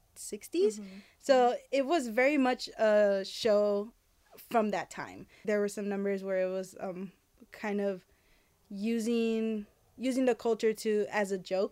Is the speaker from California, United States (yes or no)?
yes; Los Angeles, California, United States; born or raised there